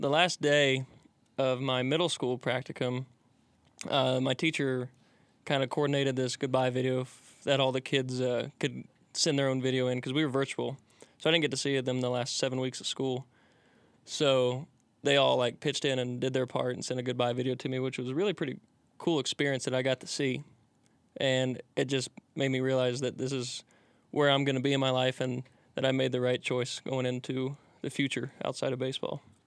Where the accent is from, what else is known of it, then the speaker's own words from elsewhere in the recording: Rising Sun, Indiana, United States; moved away; i'm from a small town called rising sun indiana